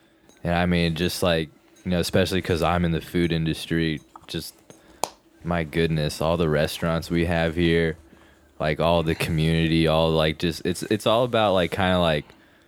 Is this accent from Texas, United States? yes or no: yes; Houston, Texas, United States; also born or lived in Fort Worth / Austin; I was born in Fort Worth, but I've lived in Houston practically my entire life. I spent maybe 5 years in Austin, but that was about it.